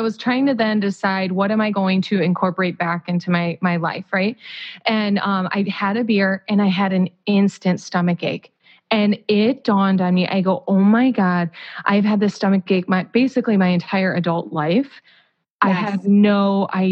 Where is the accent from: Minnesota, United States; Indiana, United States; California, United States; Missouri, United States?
Indiana, United States; Whiting; I'm from Whiting, Indiana